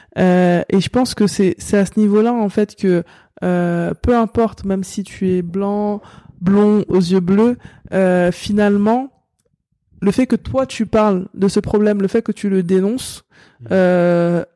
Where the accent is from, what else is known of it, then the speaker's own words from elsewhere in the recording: La Courneuve, Île-de-France, France; j'ai grandi comme je disais à la Courneuve